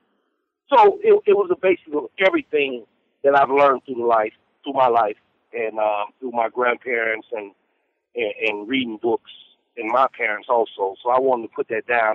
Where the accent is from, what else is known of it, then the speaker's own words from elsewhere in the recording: the South, born in Alabama, United States; growing up in the South